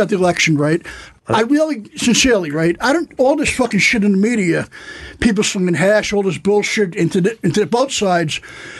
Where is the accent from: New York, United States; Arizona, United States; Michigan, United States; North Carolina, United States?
New York, United States; New York City; I'm from Staten Island. I have Italian blood.